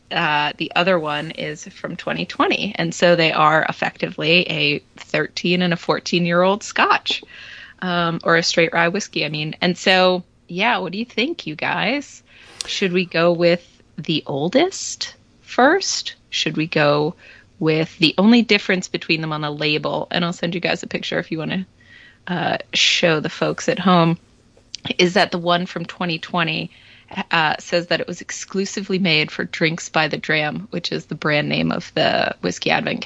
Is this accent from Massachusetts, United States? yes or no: yes; Massachusetts, United States; moved away; also born or lived in Florida; I've moved to Massachusetts, which is my home state, my native state, and I live basically on Cape Cod now